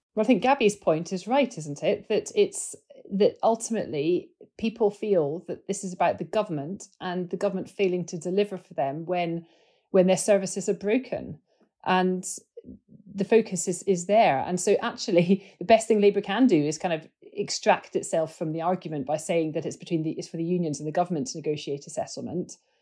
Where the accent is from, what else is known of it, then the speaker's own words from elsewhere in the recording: Scotland, United Kingdom; I'm a Scot